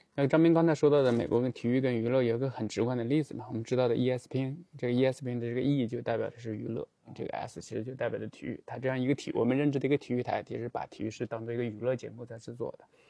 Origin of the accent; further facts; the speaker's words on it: China; 按照我们中国人的沟通方式